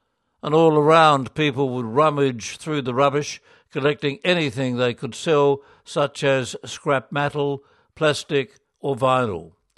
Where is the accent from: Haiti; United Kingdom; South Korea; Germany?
South Korea; In 2019, after 10 years of mission in the Philippines, I was assigned to my home country of Korea, and I wondered what I could do as an individual and a lay missionary in the Korean church.